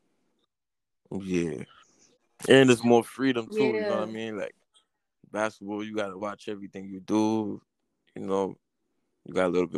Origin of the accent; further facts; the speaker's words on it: New York City, New York, United States; I mean, New York is New York, man. I mean, you know, very unpredictable place.